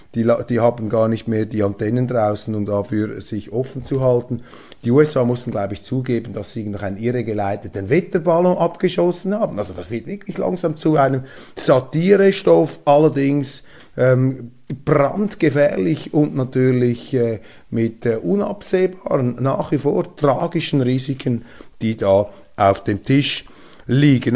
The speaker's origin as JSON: {"language": "German", "country": "Switzerland", "said": "als Schweizer"}